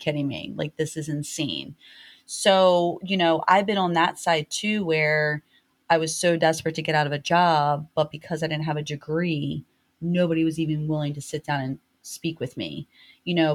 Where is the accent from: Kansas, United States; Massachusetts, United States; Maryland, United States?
Maryland, United States; Baltimore; I'm from Baltimore